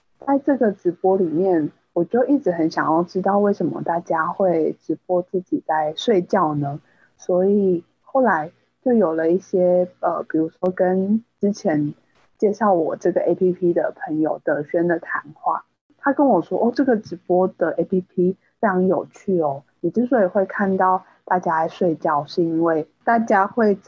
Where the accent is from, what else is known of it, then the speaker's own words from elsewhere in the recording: Taiwan; 身为台湾人，直播应该是一件很尴尬的事情。